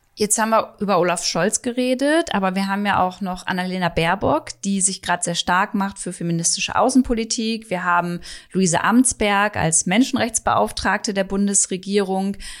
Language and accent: German; Germany; hier bei uns in Deutschland